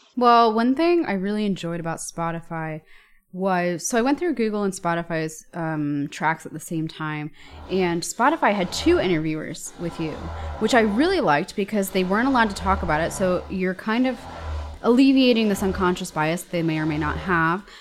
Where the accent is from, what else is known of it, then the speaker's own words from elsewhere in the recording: New York, United States; moved away as an adult; now in Germany; I'm from New York